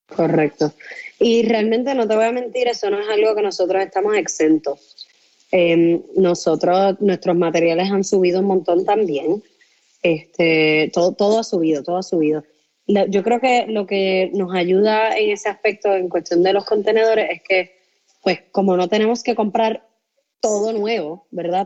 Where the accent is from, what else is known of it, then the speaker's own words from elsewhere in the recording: Puerto Rico; yo soy puertorriqueña